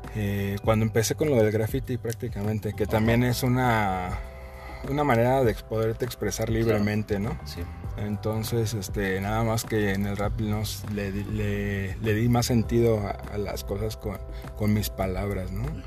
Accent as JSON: {"language": "Spanish", "region": "Michoacán", "country": "Mexico", "moved": "yes", "lives_now": "Querétaro, Mexico", "said": "yo soy de Michoacán"}